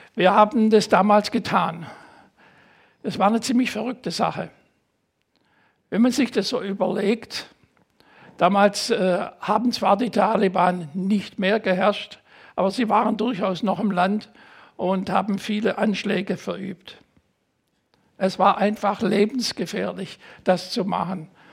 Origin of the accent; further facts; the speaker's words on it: Germany; also born or lived in United States; meinen deutschen Pass